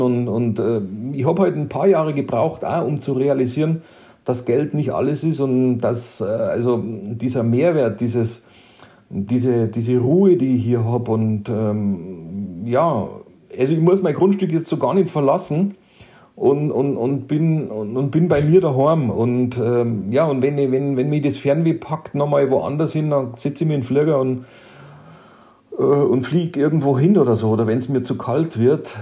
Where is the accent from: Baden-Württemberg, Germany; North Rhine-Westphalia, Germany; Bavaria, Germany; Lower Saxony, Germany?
Bavaria, Germany; moved away as an adult; now in Czech Republic; wie auch in meiner alten Heimat im schönen Bayern, wo ich herkomme